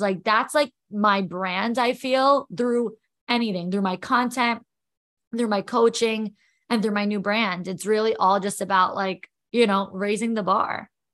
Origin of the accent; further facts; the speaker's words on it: New York, United States; also born or lived in Florida; now in New Jersey, United States; I'm from New York.